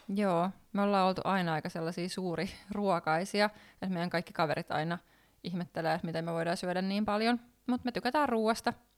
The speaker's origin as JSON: {"language": "Finnish", "town": "Lohja", "region": "Uusimaa", "country": "Finland", "tie": "born or raised there", "moved": "as an adult", "lives_now": "Helsinki, Finland", "said": "niin ollaan tosiaan Lohjalta kotosen ja siellä vietetty lapsuus"}